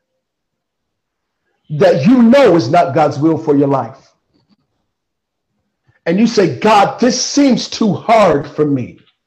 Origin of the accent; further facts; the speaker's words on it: Kansas City, Missouri, United States; I grew up in Kansas City, Missouri